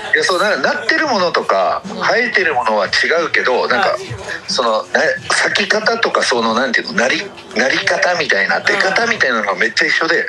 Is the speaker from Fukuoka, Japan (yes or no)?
no; Tomakomai, Hokkaido, Japan; 地元で苫小牧